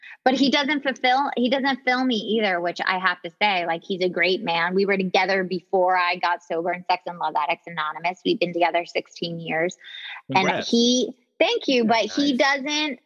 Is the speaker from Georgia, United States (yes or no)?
yes; Atlanta, Georgia, United States; moved away; I love being from Atlanta, Georgia.